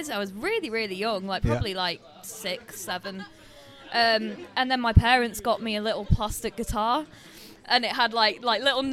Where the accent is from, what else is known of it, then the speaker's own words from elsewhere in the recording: Leeds, Yorkshire and the Humber, United Kingdom; I'm from Leeds